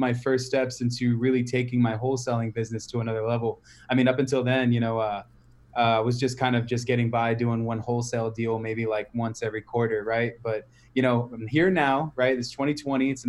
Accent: San Antonio, Texas, United States; also born or lived in Cleveland, Ohio; I was born in Cleveland, but raised in San Antonio

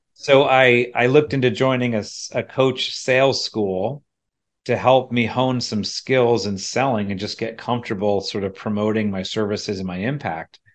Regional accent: central PA, Pennsylvania, United States; moved away as an adult; also born or lived in State College, Pennsylvania; now in Charlottesville, United States; it wasn't only leaving my hometown

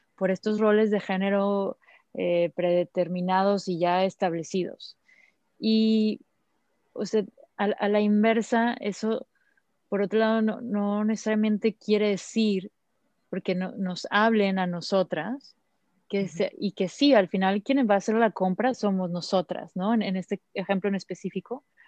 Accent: Mexico

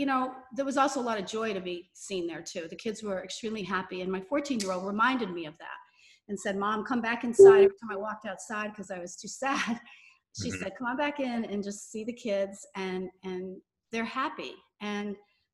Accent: Massachusetts, United States; I grew up in Massachusetts

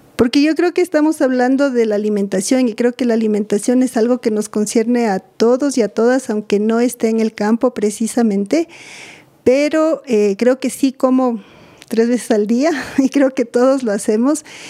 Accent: Quito, Pichincha, Ecuador; Bueno, yo soy de Quito. Nací aquí, he vivido aquí casi toda mi vida

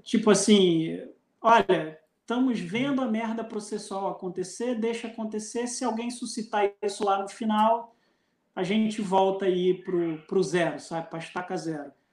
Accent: Brazil; o senhor é brasileiro? Eu falei, sou

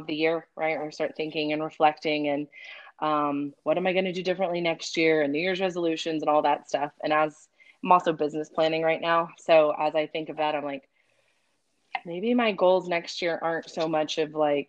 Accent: Victoria, Texas, United States; also born or lived in Corpus Christi, Texas / Kansas City; now in Austin, United States; I grew up in South Texas, so Victoria, Texas

